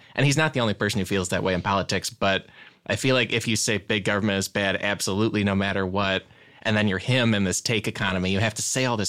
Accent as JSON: {"language": "English", "region": "Illinois", "country": "United States", "said": "we're from Illinois."}